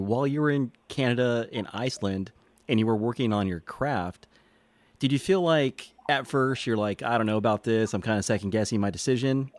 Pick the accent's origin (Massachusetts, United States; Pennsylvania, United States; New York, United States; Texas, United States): Texas, United States